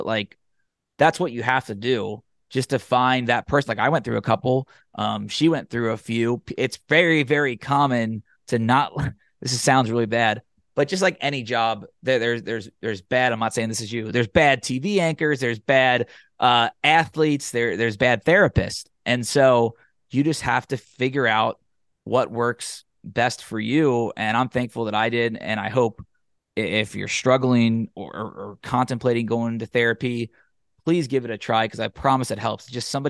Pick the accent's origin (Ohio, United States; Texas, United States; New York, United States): Ohio, United States; Cincinnati; I grew up in the Catholic faith and was going every week in school and in high school. And then, like, I joke about like casual Catholics in Cincinnati, where we go four times a year, wedding, funerals, Easter and Christmas.